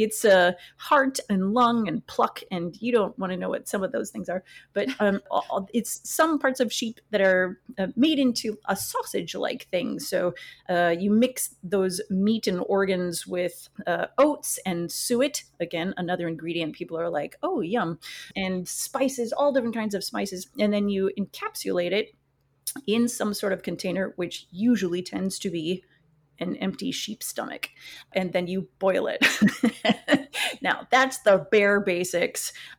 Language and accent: English; northwest Wisconsin, United States; growing up in Wisconsin, where I did in the northwest part of the state